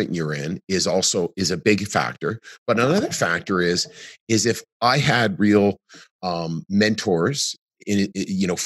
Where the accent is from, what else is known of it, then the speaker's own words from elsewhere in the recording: Canada; in Canada, it feels great being Canadian